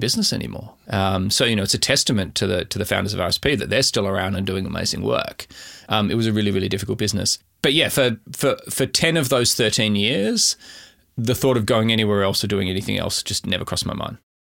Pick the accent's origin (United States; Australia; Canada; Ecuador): Australia; Adelaide, South Australia; moved away as an adult; also born or lived in Canberra; now in Melbourne, Australia; I grew up in Adelaide, specifically in the Adelaide Hills.